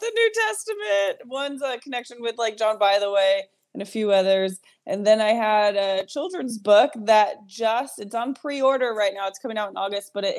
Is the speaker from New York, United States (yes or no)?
yes; Rochester, New York, United States; I'm from New York